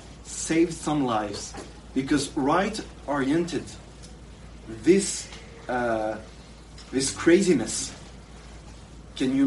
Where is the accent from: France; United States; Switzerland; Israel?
France; I'm from France